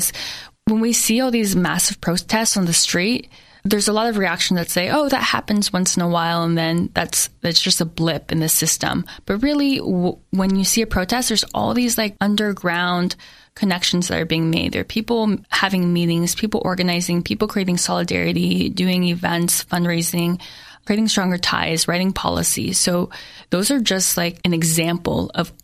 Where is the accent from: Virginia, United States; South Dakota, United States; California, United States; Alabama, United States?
California, United States; Saratoga; moved away as an adult; also born or lived in New York; growing up in Saratoga